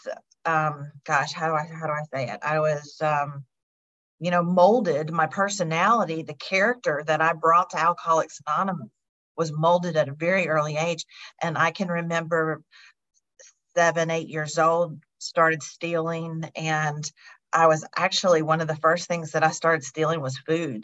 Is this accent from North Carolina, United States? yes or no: yes; North Carolina, United States; also born or lived in Louisiana; I am from North Carolina, but I'm in Chicago right now.